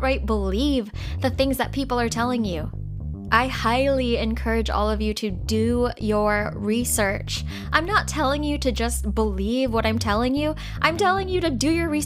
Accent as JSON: {"language": "English", "country": "United States", "tie": "born or raised there", "said": "I'm an Asian American. I was born in America. I'm 100% American"}